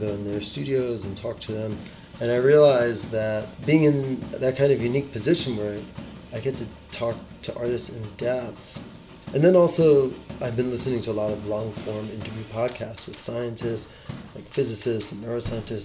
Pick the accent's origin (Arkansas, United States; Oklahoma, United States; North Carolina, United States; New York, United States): New York, United States; I grew up in New York